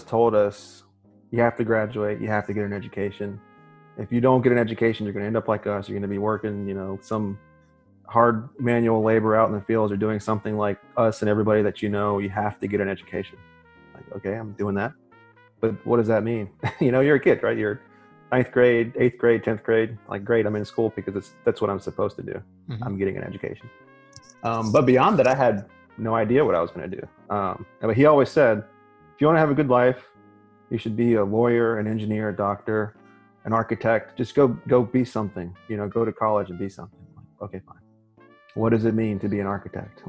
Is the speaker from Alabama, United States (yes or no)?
yes; Alabama, United States; moved away as an adult; now in Texas, United States; I was born and raised in Alabama, went to college in Alabama, med school in Alabama, residency in Alabama. I'm doing fellowship here in Texas